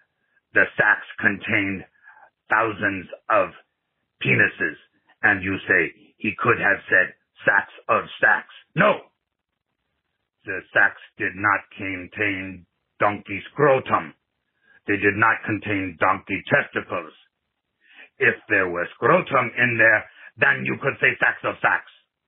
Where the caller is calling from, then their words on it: Nigeria; English is a second language; from Nigeria.